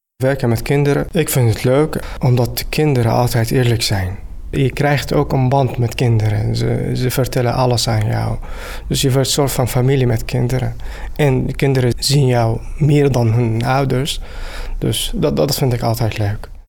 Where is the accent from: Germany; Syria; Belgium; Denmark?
Syria; Dutch is a second language; moved away as an adult; now in Netherlands; ik kom uit Syrië. Ik woon hier in Nederland sinds anderhalf jaar.